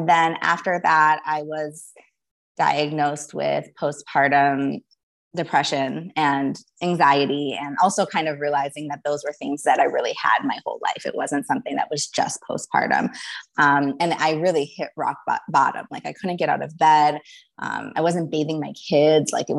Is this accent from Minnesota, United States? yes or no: yes; Minneapolis, Minnesota, United States; I grew up in Minneapolis, Minnesota